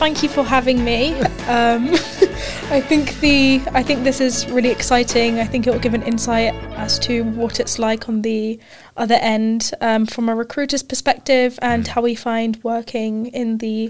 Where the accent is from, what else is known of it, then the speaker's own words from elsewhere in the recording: Qatar; Yeah, so I grew up in Qatar. I moved there when I was six. Grew up there, did primary and secondary school there